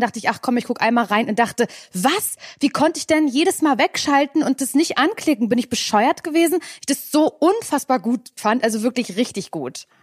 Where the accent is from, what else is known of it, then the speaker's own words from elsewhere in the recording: Mecklenburg-Vorpommern, Germany; ich komme ja aus Mecklenburg-Vorpommern